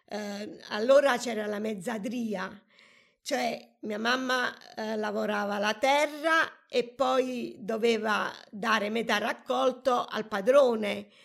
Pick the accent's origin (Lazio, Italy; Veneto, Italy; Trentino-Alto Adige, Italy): Lazio, Italy; Atina; born there; Sono nata da Tina, che è un piccolo paese tra le montagne della Ciociaria.